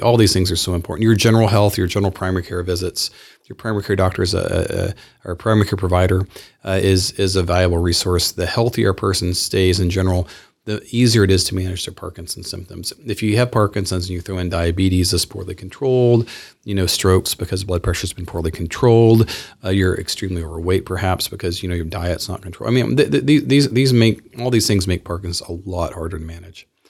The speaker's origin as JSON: {"language": "English", "area": "the South", "region": "Southern United States", "country": "United States", "said": "I am a Southerner."}